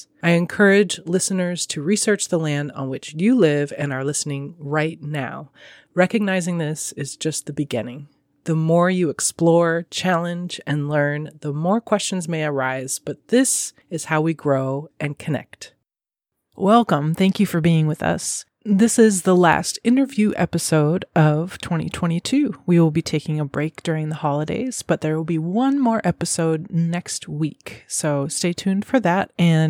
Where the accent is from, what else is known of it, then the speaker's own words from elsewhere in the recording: north of Seattle, Washington, United States; now in Seattle, United States; Yeah, I grew up north of Seattle, so I wasn't as familiar with all the different neighborhoods when I was growing up, but we're in the Delridge area now.